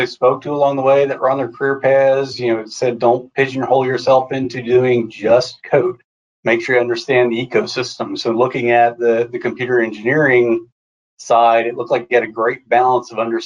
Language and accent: English; New Jersey, United States; moved away as an adult; also born or lived in South Carolina; now in Charlotte, United States; Grew up in New Jersey, lived kind of the beach life just off of Long Beach